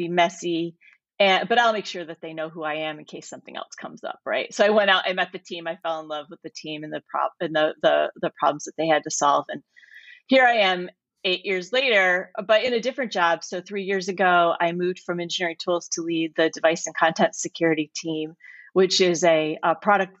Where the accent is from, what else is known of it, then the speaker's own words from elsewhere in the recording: Michigan, United States; So I grew up in Michigan. You can still hear it in my voice, I'm sure